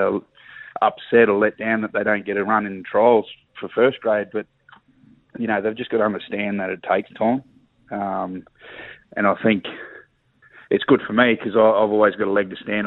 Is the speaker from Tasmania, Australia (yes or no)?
no; Emerald, Queensland, Australia; also born or lived in Mackay; I grew up in Emerald as a kid